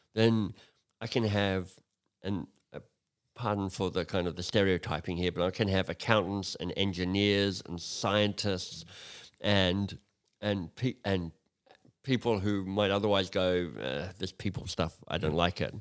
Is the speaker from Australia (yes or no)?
yes; Australia; moved away as an adult; I'm Australian originally. Um, I left Australia thirty years ago now